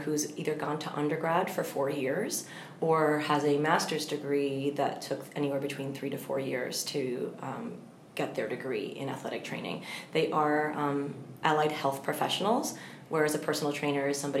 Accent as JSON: {"language": "English", "area": "Long Island", "region": "New York", "country": "United States", "also_born_or_lived": "Indiana", "said": "I'm from Long Island"}